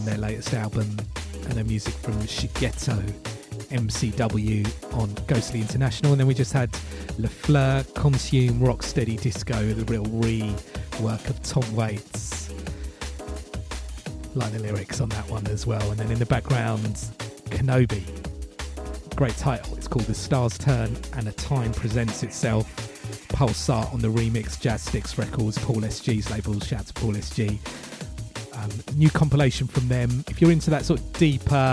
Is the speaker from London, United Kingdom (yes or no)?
no; Essex, East of England, United Kingdom; accent: Essex; my Essex accent